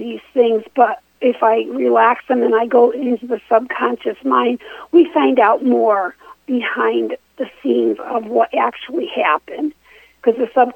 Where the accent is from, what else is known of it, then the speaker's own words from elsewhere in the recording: Connecticut, United States; I grew up actually in Connecticut